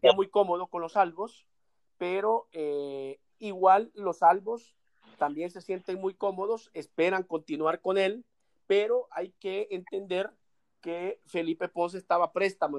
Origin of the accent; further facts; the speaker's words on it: El Salvador; como salvadoreño